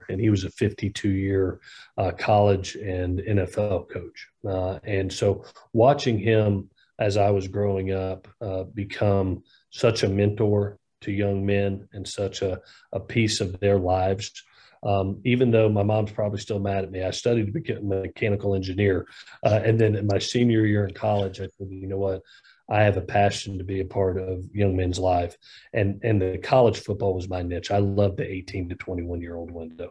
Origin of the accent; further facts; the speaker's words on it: Southeast, United States; I grew up in the Southeast